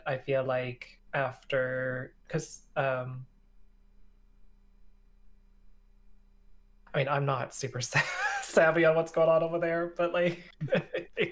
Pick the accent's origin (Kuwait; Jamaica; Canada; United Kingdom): Canada; now in United States; As a Canadian who lives in America and has mostly American friends